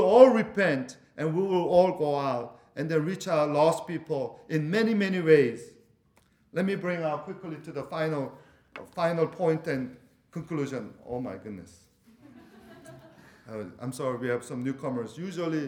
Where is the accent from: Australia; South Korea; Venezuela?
Venezuela; moved away; I'm from Venezuela